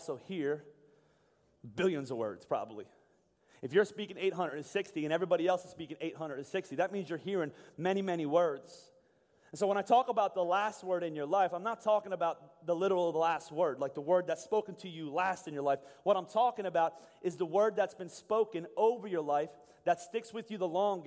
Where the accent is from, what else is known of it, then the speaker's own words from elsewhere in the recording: Boyertown, Pennsylvania, United States; also born or lived in Pittsburgh; I was born in Boyertown, or lived in Boyertown my whole life, born in Pittsburgh.